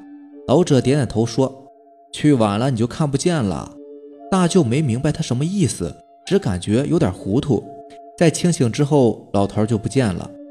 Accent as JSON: {"language": "Chinese", "town": "Jixian County", "region": "Heilongjiang", "country": "China", "said": "我老家是住在集贤县的，三舅呢就住在老家。"}